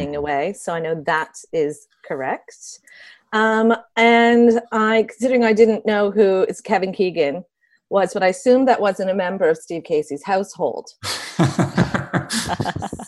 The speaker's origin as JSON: {"language": "English", "country": "Canada", "moved": "as an adult", "lives_now": "United Kingdom", "said": "I'm Canadian"}